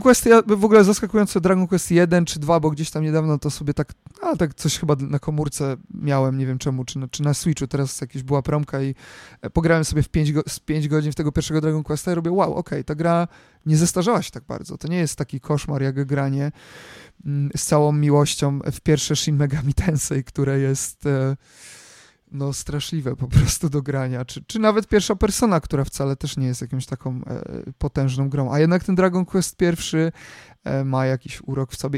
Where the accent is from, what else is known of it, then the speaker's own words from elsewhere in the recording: Poland; jestem z Polski